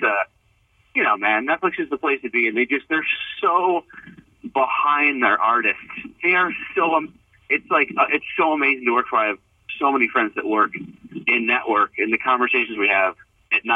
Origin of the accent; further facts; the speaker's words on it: Rochester, United States; moved away; And in Rochester, you're like, I did it. I got out of there